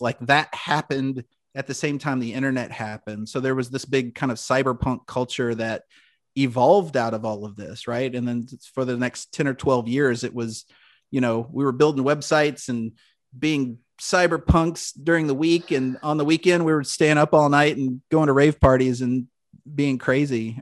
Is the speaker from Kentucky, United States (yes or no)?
yes; Louisville, Kentucky, United States; born and raised in Louisville